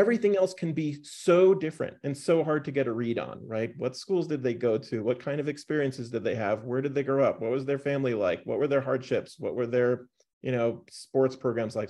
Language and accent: English; New York, United States; also born or lived in North Carolina; now in Boulder, United States; Binghamton University, where I, uh, close to where I grew up in New York